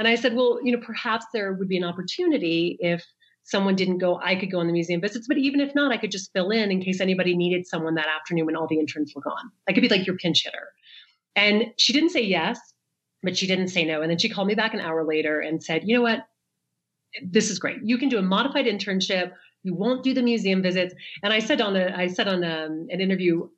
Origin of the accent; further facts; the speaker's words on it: the South, United States; now in New York, United States; I grew up in the South.